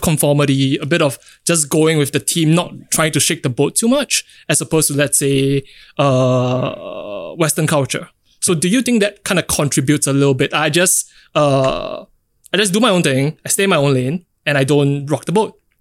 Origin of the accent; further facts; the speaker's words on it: Singapore; being in Singapore, growing up in Singapore